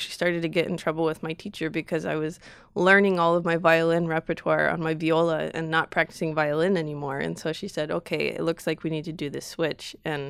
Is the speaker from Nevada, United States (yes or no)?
yes; Reno, Nevada, United States; Reno, Nevada.